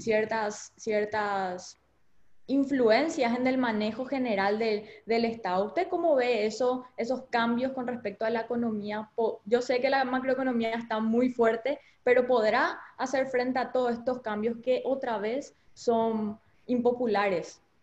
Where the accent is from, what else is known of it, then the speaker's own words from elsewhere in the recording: Paraguay; como paraguayos